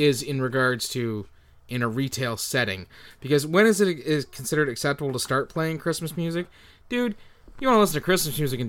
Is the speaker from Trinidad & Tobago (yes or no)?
no; Canada; Well, we're Canadian.